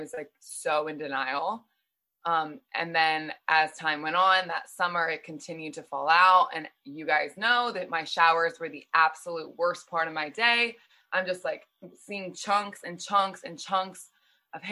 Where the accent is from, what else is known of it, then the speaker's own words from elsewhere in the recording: outside Philadelphia, Pennsylvania, United States; I grew up outside Philly, Pennsylvania